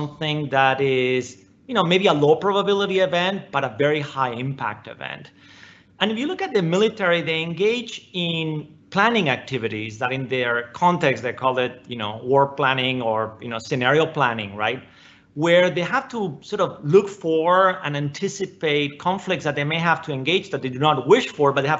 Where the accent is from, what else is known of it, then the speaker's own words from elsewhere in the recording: Spain; moved away as an adult; now in United States; I came to the United States, for college and for grad school. I grew up in Spain